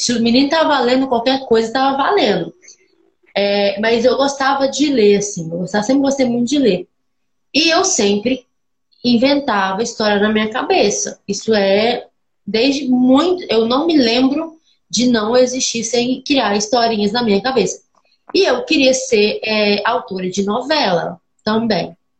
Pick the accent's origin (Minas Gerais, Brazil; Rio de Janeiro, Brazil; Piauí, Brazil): Minas Gerais, Brazil; eu sou de uma cidade do de Minas, aqui tem 5 mil habitantes.